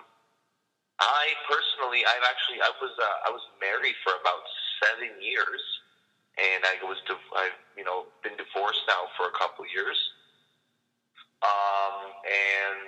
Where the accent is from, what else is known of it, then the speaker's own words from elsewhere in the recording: Canada; moved away as an adult; now in Israel; I'm actually originally from Canada